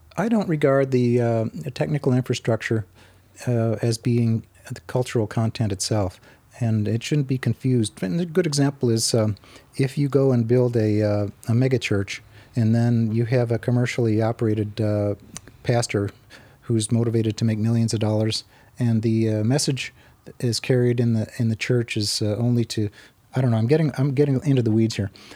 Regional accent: Arizona, United States; I grew up in Arizona

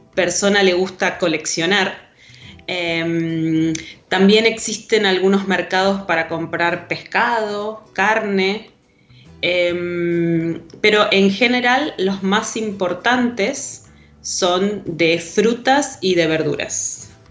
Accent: Rosario, Santa Fe, Argentina; Rosario, de donde soy

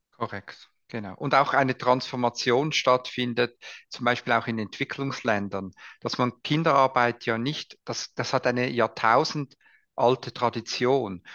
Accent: Switzerland; bei uns in der Schweiz

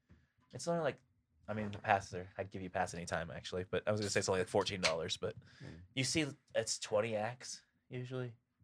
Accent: Missouri, United States; moved away; And I'm from Missouri.

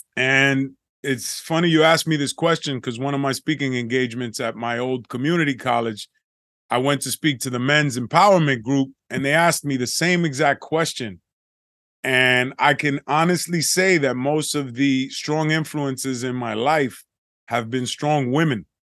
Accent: New York City, New York, United States; growing up in the Bronx and in the projects

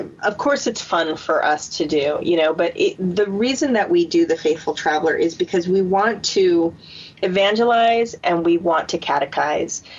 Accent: San Diego, California, United States; I'm from San Diego

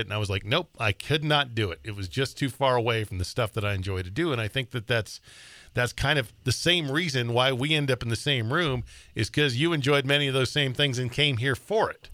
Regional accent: Billings, Montana, United States; also born or lived in Great Falls, Montana / Sheridan, Wyoming / Colorado; I was born and raised in Billings, which is, you know, a lot different now than when I grew up there

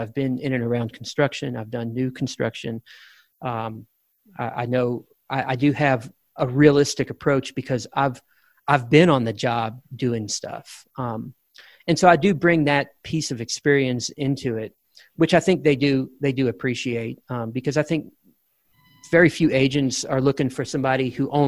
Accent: Louisiana, United States; moved away as an adult; now in Texas, United States; I was born and raised in Louisiana. I've been in Texas for 22 years

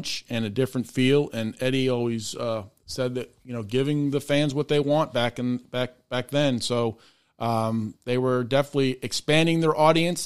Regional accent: Boston, Massachusetts, United States; now in Memphis, United States; we're from the Boston area, and I'm down here in Memphis

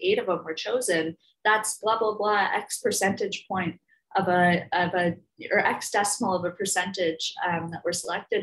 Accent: Minneapolis, Minnesota, United States; I grew up in the Twin Cities, so in the Midwest

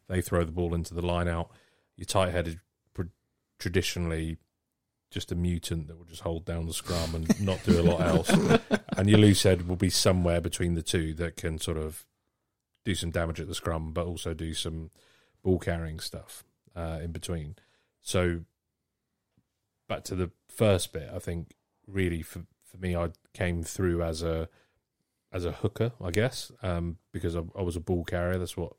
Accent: Wales, United Kingdom; As I said, I'm Welsh.

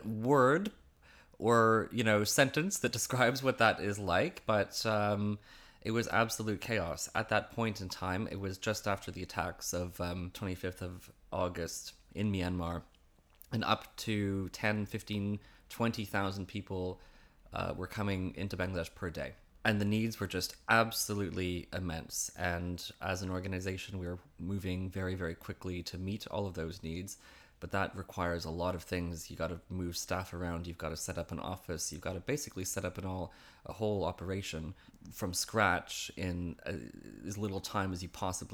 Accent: Vancouver, British Columbia, Canada; moved away as an adult; also born or lived in Toronto; now in London, United Kingdom; I grew up in around Vancouver, actually, Canada, and Toronto is my adult Canadian home since before I came here.

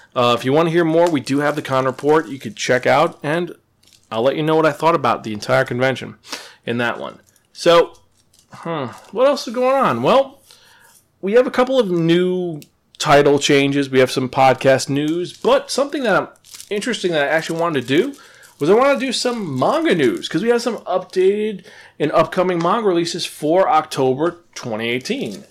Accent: Upstate New York, United States; moved away as an adult; also born or lived in Bronx, New York; now in Boston area, United States; I was born in the Bronx, moved upstate, and that's been my life for many, many years.

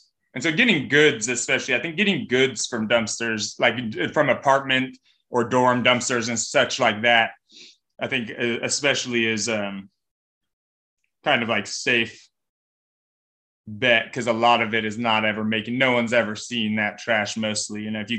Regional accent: California, United States; Like my partner and I came from Northern California

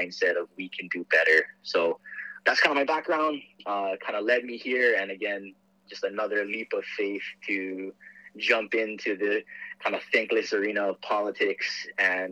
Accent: Aiea, Hawaii, United States; also born or lived in Portland, Oregon; I was born and raised here in Aiea

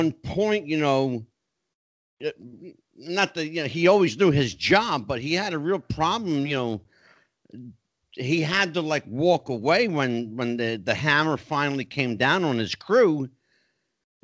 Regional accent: New Jersey, United States; moved away as an adult; also born or lived in Tennessee; I'm Italian. Yes. I'm from New Jersey

